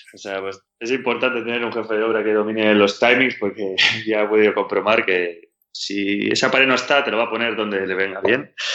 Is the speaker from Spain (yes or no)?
yes; Badalona, Catalonia, Spain; tengo dos amigos de, toda la vida que juegan conmigo a baloncesto cuando, cuando éramos pequeños en Badalona